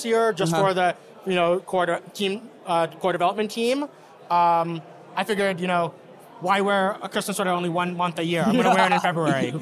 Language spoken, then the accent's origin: English; New Jersey, United States; I grew up in New Jersey, so I'm a New Jerseyan, but I'm also an American